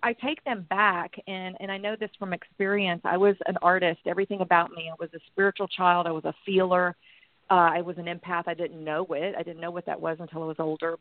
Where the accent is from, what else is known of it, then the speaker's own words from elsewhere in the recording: Texas, United States; moved away as an adult; also born or lived in Los Angeles; I was running away from Texas